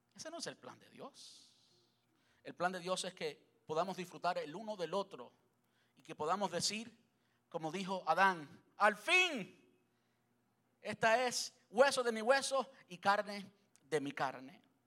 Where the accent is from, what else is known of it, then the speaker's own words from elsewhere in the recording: Cuba; soy cubano